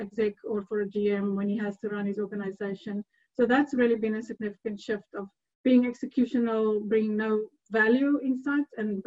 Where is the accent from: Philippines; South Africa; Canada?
South Africa; moved away as an adult; also born or lived in Edinburgh; now in Hungary; I'm South African